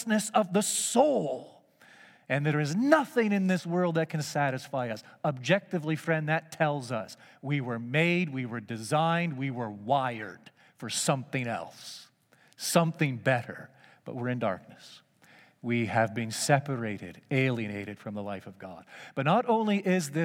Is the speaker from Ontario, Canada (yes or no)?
yes; Markham, Ontario, Canada; I grew up in Markham, just northeast of the big city, and it was just a hamlet back in those days